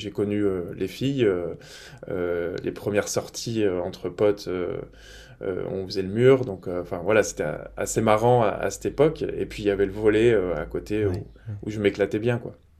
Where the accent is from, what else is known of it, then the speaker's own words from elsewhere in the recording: Grenoble, Auvergne-Rhône-Alpes, France; moved away as an adult; now in Lille, France; je suis des montagnes, je suis grenoblois à la base